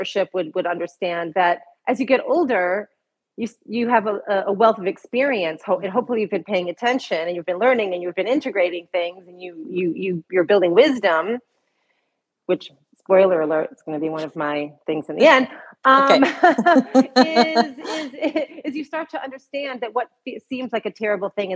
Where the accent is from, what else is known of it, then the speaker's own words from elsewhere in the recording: Michigan, United States; I was born in Michigan, actually, in a small town outside of Detroit, not a fancy suburb of Detroit, just a little town in Michigan